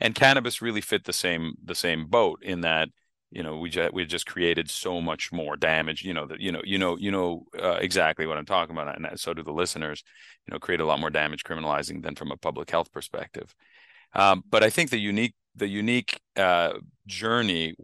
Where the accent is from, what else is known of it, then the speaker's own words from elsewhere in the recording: Canada; moved away; I grew up in Canada